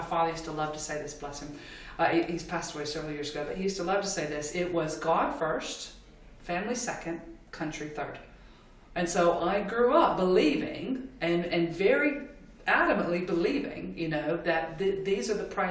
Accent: United States; I'm American

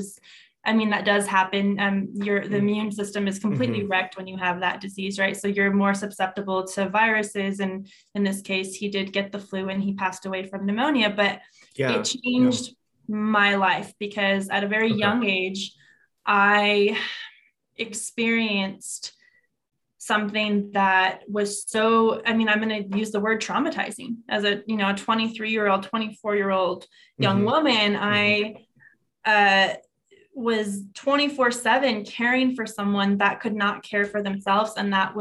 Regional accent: New Mexico, United States; Born and raised in New Mexico

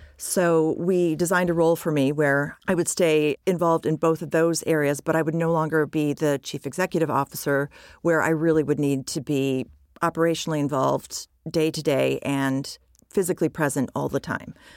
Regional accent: United States; moved away as an adult; also born or lived in United Kingdom; I'm American and I had been in the U K for over a decade

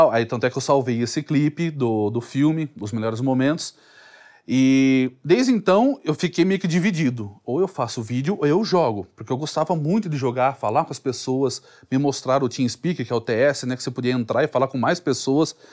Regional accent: Sorocaba, São Paulo, Brazil; Mas antigamente eu é, o, o sotaque eu achava ruim, né? Que eu sou de Sorocaba, então lá é meio que porta, porteira, portão.

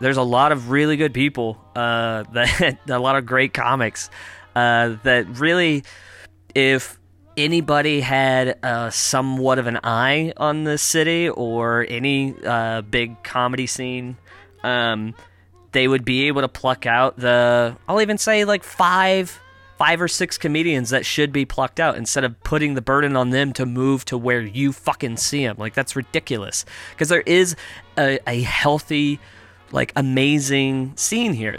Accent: United States; now in Toronto, Canada; I'm American.

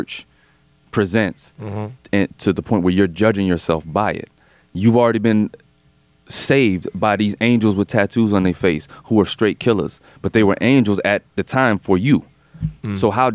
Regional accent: Fayetteville, North Carolina, United States; I'm from Fayetteville, North Carolina

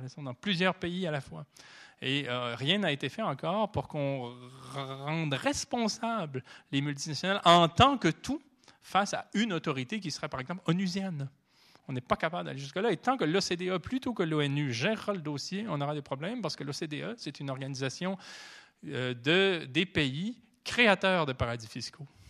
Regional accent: Canada; Chez nous, au Canada

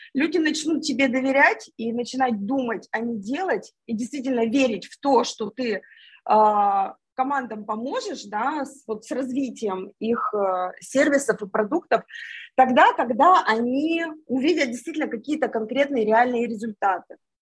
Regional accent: Yekaterinburg, Sverdlovsk Oblast, Russia; moved away as an adult; now in Moscow, Russia; Я сама из Екатеринбурга

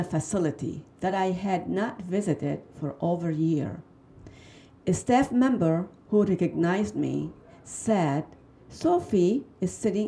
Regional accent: Lebanon; now in Michigan, United States; I'm from Lebanon.

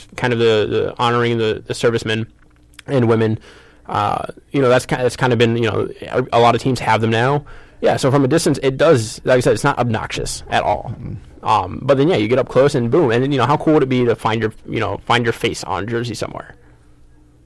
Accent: Kalamazoo, Michigan, United States; I'm from Kalamazoo as well

